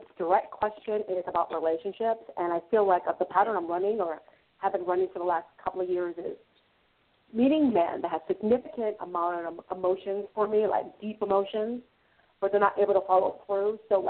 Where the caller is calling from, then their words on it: California, United States; from California.